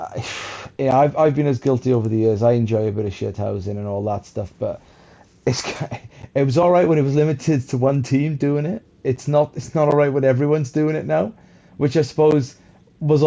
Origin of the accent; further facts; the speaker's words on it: Welsh, Wales, United Kingdom; now in England; It's great being Welsh at the moment.